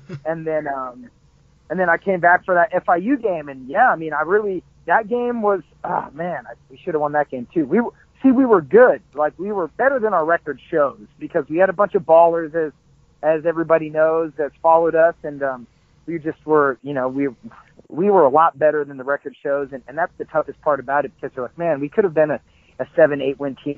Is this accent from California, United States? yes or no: yes; Southern California, United States; moved away as an adult; also born or lived in Florida / Hattiesburg, Mississippi / Denmark; I grew up in a small surf town, you know, of course, small in Southern California